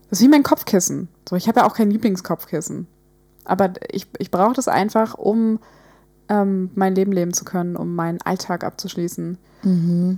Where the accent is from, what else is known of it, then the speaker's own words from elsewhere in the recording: Hamburg, Germany; wir sind aus Hamburg, wir sind in der Nähe von Alster